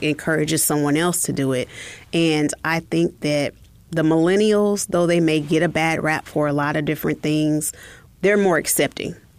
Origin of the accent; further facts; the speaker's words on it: Oklahoma, United States; moved away; I'm originally from Oklahoma